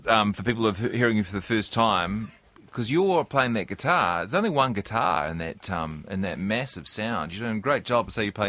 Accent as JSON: {"language": "English", "town": "Hamilton", "region": "Waikato", "country": "New Zealand", "tie": "born or raised there", "said": "growing up in Hamilton, you're either a Shearer's or a Weir's Piano and Organ Centre."}